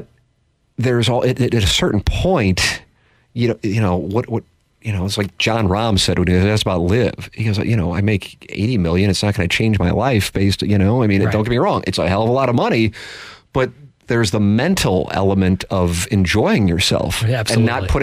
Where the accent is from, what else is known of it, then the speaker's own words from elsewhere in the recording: St. Louis, Missouri, United States; this fine city of mine, my hometown that I am proud